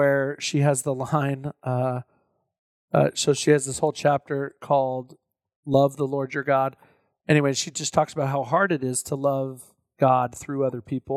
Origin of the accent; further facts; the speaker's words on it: Texas, United States; I'm from Texas.